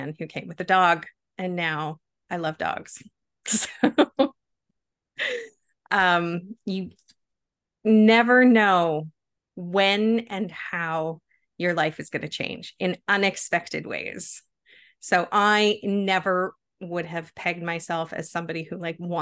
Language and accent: English; Canada; We are both Canadians